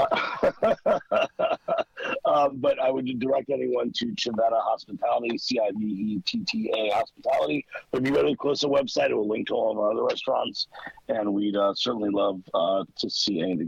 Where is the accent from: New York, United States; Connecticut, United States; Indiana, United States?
New York, United States; New York City; I grew up in Queens